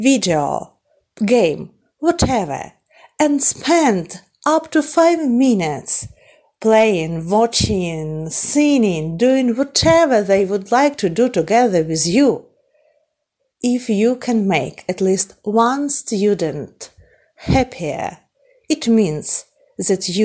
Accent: Ukraine; an English teacher from Ukraine.

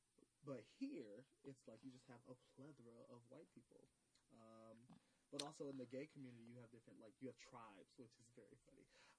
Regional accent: Southern California, United States; moved away; I'm from Southern California.

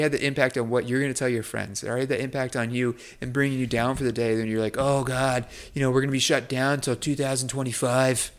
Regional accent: United States; as American

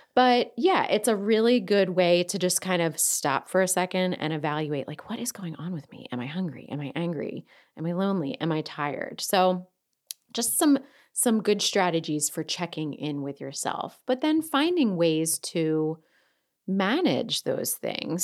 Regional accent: Delaware County, Pennsylvania, United States; accent: Delco; my Delco accent

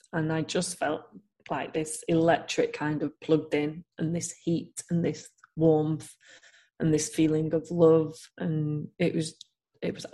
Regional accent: Manchester, North West England, United Kingdom; moved away; I'm from Manchester originally

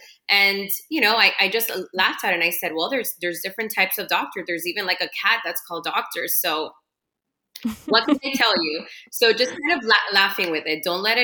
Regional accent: Miami, Florida, United States; But me living in Miami, growing up in Miami, you know, we have our own kind of, It can seem mean when you're out of this, right?

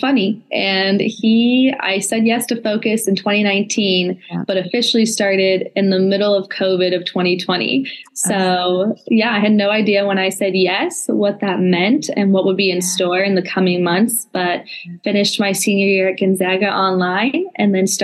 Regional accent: Orange County, California, United States; moved away as an adult; also born or lived in Spokane, Washington / Eugene, Oregon; now in Oregon, United States; I'm a California girl. So I grew up in the sunshine of Orange County, California

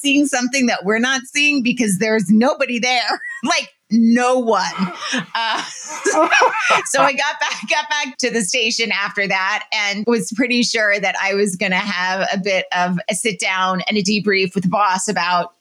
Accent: New York City, New York, United States; When I started working in New York City, which is where my hometown was when I went to high school

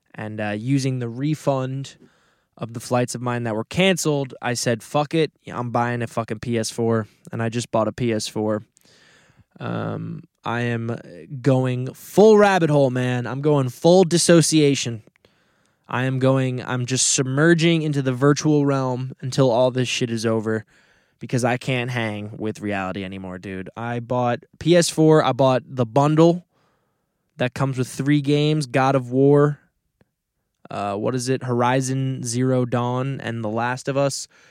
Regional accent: Westchester, New York, United States; the part of Westchester I grew up in is on the Long Island Sound

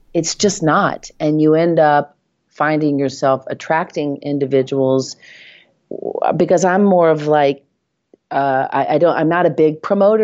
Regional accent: Nashville, Tennessee, United States; accent: Southern; moved away as an adult; now in New York, United States; I moved to New York from Nashville, Tennessee.

